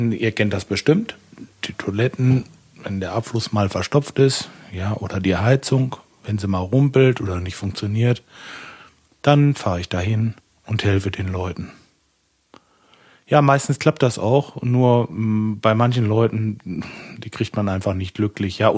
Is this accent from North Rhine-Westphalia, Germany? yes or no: yes; Lemgo, North Rhine-Westphalia, Germany; Ich komme aus Lemgo. Das ist im schönen Lipperland, ganz in der Nähe von Bielefeld.